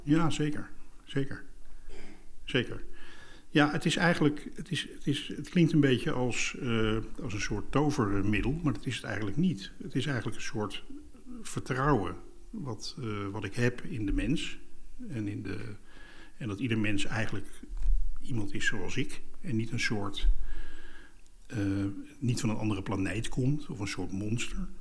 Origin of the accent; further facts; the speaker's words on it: Leidsendam, South Holland, Netherlands; Bij ons thuis kropen de mensen van Schakenbos, psychiatrische inrichting in uh, Leidsendam